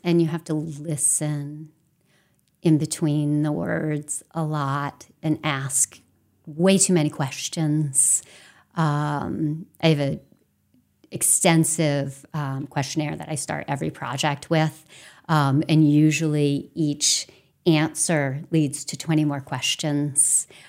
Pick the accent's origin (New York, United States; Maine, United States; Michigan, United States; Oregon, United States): Maine, United States; Temple; I grew up in a tiny little town called Temple, um, which is next to Farmington